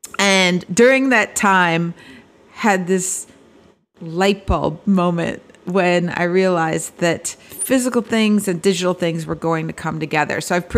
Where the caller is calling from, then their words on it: Bloomfield Hills, Michigan, United States; I am calling in from Bloomfield Hills, Michigan, on the campus of the Cranbrook Academy of Art. And we are just outside Detroit.